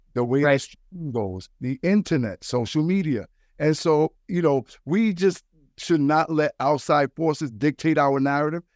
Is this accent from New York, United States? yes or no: yes; New York City, New York, United States; I'm from the Bronx